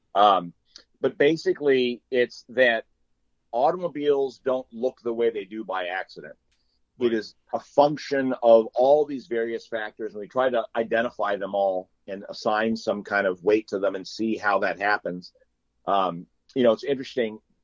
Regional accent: Orange County, California, United States; as a little kid, I grew up in Orange County, California

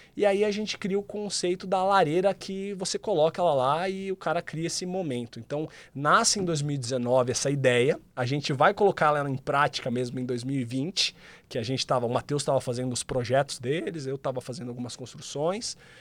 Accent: interior of São Paulo, Brazil; eu sou do interior de São Paulo

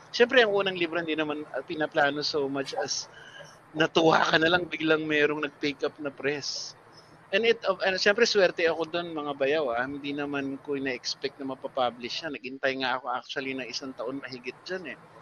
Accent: Silang, Calabarzon, Philippines; now in Quezon City, Philippines; growing up in Silang in the martial law era

